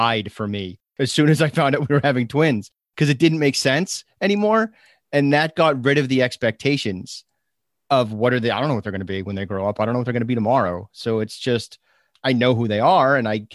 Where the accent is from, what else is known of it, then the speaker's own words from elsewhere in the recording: Chelmsford, Massachusetts, United States; also born or lived in Amherst, Massachusetts; I lived in Chelmsford, Mass